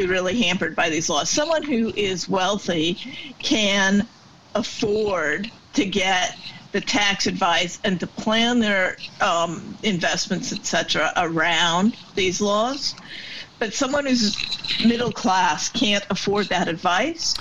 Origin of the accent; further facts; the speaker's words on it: California, United States; moved away as an adult; now in Brisbane, Australia; I grew up in California